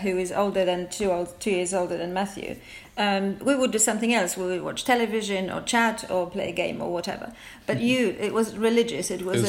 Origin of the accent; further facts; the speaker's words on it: Poland; now in England, United Kingdom; I grew up in Poland. I came to England in 1981, so a very long time ago. My life in England has been obviously is longer than my life in Poland.